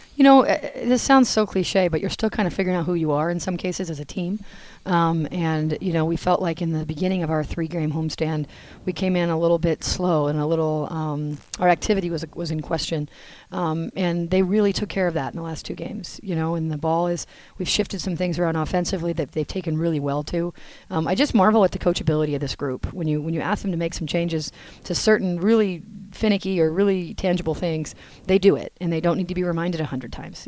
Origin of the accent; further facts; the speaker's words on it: New Hampshire, United States; moved away as an adult; now in North Carolina, United States; I'm from New Hampshire, as you probably know, and so I grew up on skis and snowboards